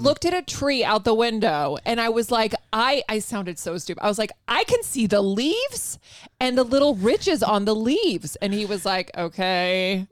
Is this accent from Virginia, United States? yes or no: yes; Virginia, United States; also born or lived in Spain / Rota, Spain / Madrid, Spain; Virginia, but, uh, my mom's from Spain.